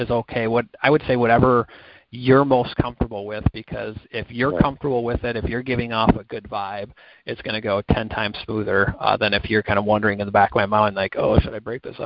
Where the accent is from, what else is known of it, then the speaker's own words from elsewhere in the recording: Minneapolis, Minnesota, United States; accent: Midwest twang; I'm actually in Minneapolis, so I got Midwest twang.